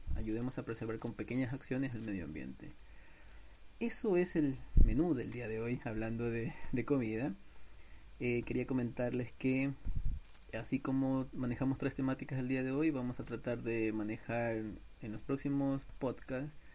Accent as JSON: {"language": "Spanish", "country": "Ecuador", "said": "mi país Ecuador"}